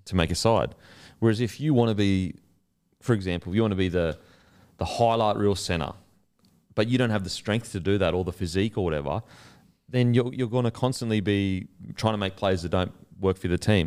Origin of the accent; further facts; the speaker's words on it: Queensland, Australia; I'm a Queenslander